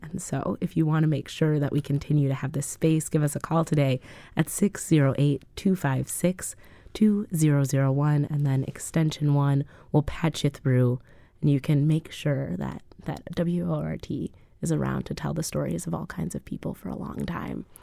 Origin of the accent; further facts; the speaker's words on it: Madison, Wisconsin, United States; born and raised in Madison, Wisconsin